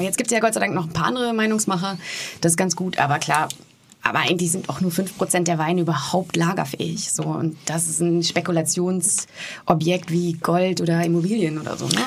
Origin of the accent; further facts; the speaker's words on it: Warendorf, North Rhine-Westphalia, Germany; meiner Heimatstadt in Warendorf